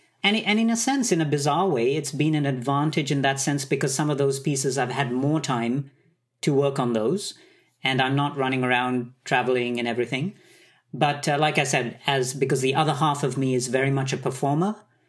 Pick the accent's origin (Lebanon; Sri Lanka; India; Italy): Sri Lanka; born there; also born or lived in Middle East; I was born in Sri Lanka. I grew up in the Middle East, and I had a very, I would say, Asian upbringing with a totally Western training.